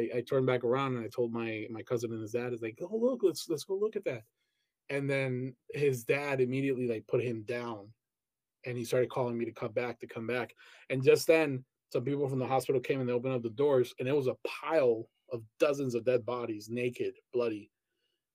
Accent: Colombia; moved away; in Colombia, where I was born and raised

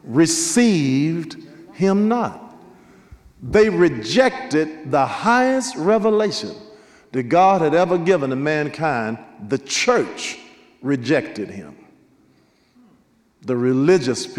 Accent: Nashville, Tennessee, United States; I was raised up in the African Methodist Episcopal Church, St. John AME, Nashville, Tennessee, 21st and Formosa, the AME church

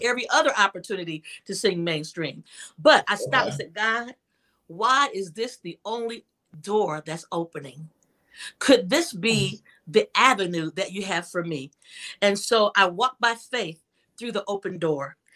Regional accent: Toledo, Ohio, United States; I grew up in Toledo, Ohio, a young girl who recognized that she had this gift.

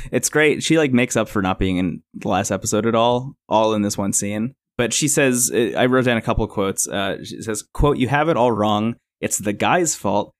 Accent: New Jersey, United States; I grew up in New Jersey

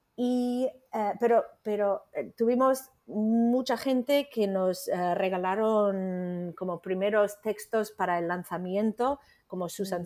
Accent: United States; Spanish is a second language; moved away as an adult; now in Spain; soy estadounidense, ¿no? Soy de Estados Unidos, pero llevo más, bueno, más de 30 años ya en España

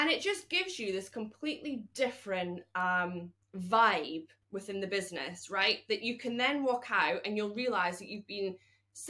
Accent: Scotland, United Kingdom; as a Scottish woman

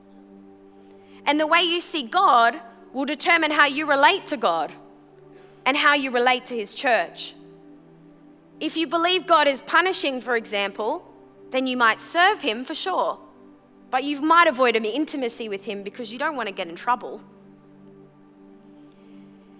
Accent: Brisbane, Queensland, Australia; also born or lived in Sunshine Coast; when I was 14 years old, we moved from from Brisbane to the Sunshine Coast

